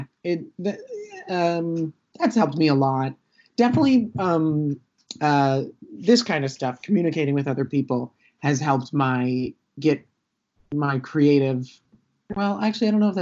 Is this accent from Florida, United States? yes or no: yes; Florida, United States; where I grew up in Florida